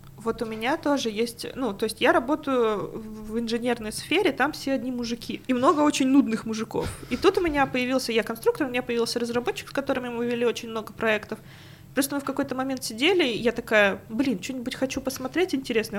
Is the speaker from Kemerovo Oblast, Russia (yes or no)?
yes; Prokopyevsk, Kemerovo Oblast, Russia; moved away; also born or lived in Tomsk; я жила в очень маленьком городке в Прокопьевске, там был один магазинчик, где я могла купить диск аниме.